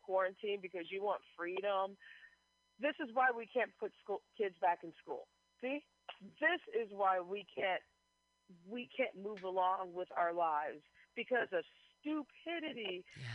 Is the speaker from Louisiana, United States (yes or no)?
no; Missouri, United States; my home state, Missouri